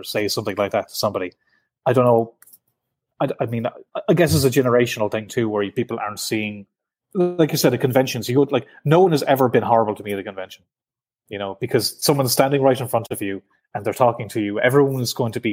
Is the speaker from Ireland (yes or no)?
yes; Ireland; I'm from the South